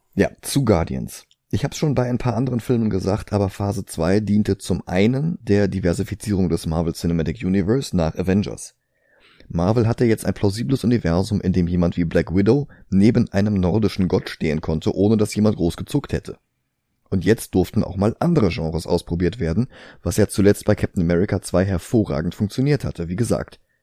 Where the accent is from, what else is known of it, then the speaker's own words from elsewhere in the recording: Germany; bei uns in Deutschland